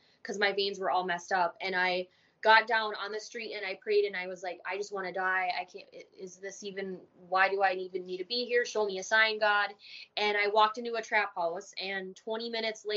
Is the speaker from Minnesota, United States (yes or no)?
yes; Minnesota, United States; born or raised there; also born or lived in Germany